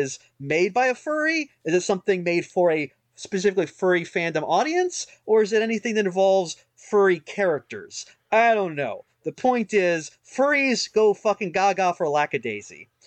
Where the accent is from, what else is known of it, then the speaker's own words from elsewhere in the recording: United States; I'm an American